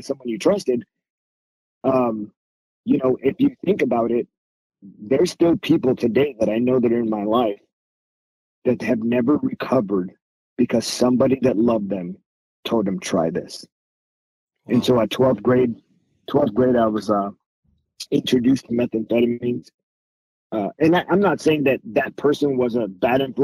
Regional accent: Whittier, California, United States; moved away as an adult; I grew up in Whittier, California. So that's originally where I'm from.

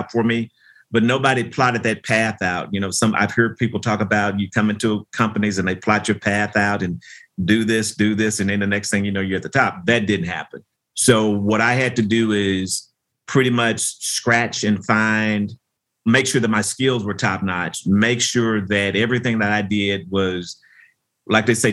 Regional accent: Memphis, Tennessee, United States; a lot of my formative years were spent growing up in Memphis, Tennessee

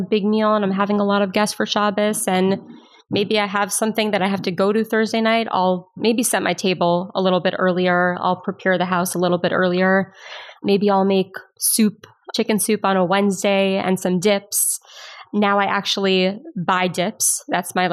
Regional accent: Miami, Florida, United States; I grew up in Miami

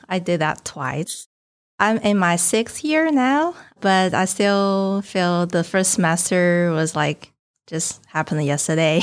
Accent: northern China, China; moved away as an adult; now in New Orleans, United States; My hometown is in the north of China

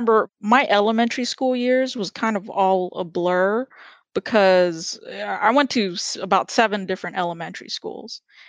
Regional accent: Texas, United States; also born or lived in Port Arthur, Texas / California; So I was born in Port Arthur, Texas. It is a very small town near Beaumont, Texas, which is another small town off the coast of Texas. I grew up in California until I was 7 years old. Then I moved back to Texas.

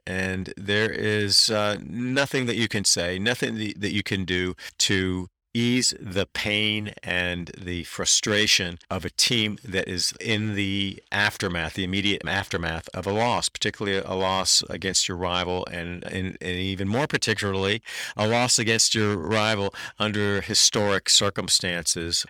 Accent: Durham, North Carolina, United States; I grew up in Durham

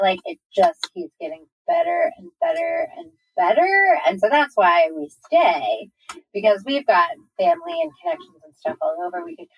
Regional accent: Maryland, United States; moved away as an adult; also born or lived in Arkansas; now in Richmond, United States; I packed it up and I moved to Arkansas. Then I moved back to my hometown, which is Maryland.

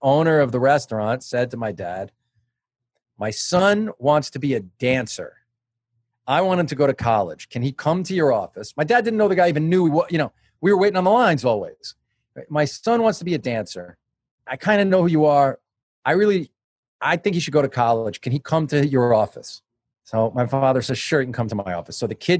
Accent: Long Island, New York, United States; now in New York, United States; I grew up on Long Island, but I moved to New York right out of college

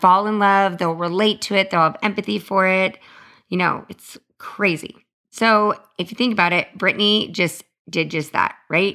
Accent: Los Angeles, California, United States; I grew up in Hollywood with, like, some of these crazy childhood stars

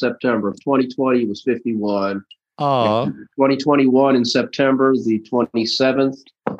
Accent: Louisville, Kentucky, United States; I'm from the West End, more so towards the Fountain Ferry Park area down Market Street at 39th.

